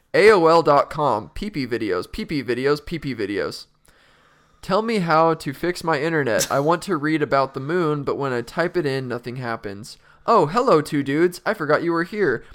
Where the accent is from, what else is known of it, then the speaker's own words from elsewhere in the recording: Utah, United States; moved away; we're both from Utah